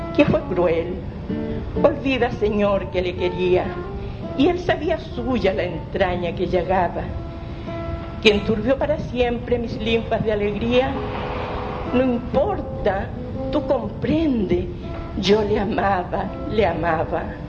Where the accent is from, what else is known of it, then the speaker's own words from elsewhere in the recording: Mexico; moved away; Yo soy mexicana.